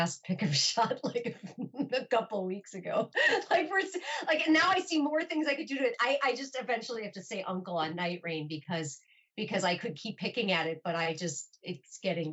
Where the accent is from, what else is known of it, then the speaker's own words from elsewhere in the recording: Milwaukee, Wisconsin, United States; moved away as an adult; now in Los Angeles, United States; I'll have lived in Los Angeles almost as long as my hometown of Milwaukee